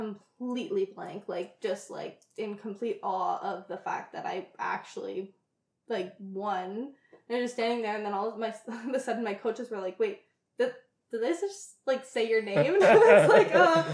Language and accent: English; Ontario, Canada; I was from Ontario, I skated in Quebec